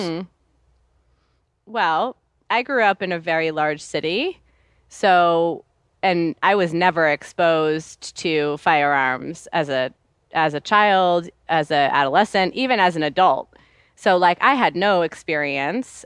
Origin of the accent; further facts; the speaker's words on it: New York City, New York, United States; I grew up in New York City